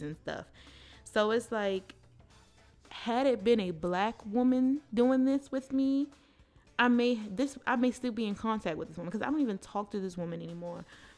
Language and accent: English; Baltimore, Maryland, United States; I was raised in the city. I went to school in the city. I'm from Baltimore City